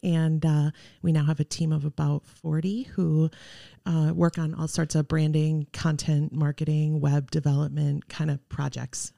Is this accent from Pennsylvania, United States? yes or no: no; Arcadia, Wisconsin, United States; moved away as an adult; also born or lived in Iowa / Eau Claire, Wisconsin; now in Oshkosh, United States; I grew up in Arcadia, went to college in Iowa